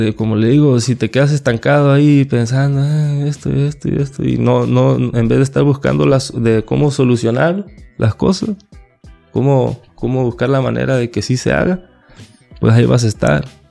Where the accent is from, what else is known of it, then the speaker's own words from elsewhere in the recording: La Paz, Baja California Sur, Mexico; yo nací en La Paz